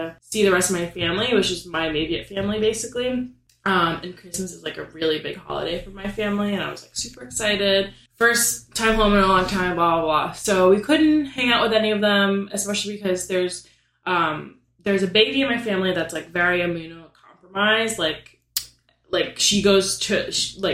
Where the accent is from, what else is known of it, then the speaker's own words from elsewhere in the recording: Florida, United States; moved away; I'm from Florida, and this was my first time going home since the panini started.